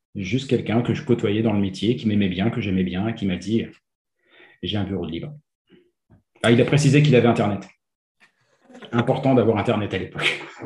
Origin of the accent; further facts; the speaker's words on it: France; moved away as an adult; now in Quebec, Canada; je viens de France.